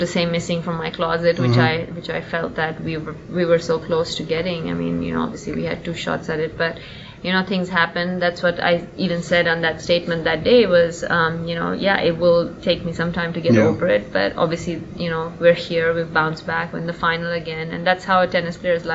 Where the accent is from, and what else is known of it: India